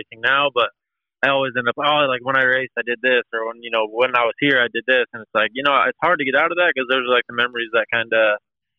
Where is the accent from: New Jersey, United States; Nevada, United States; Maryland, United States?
Maryland, United States; I grew up about 15 minutes from Bud's Creek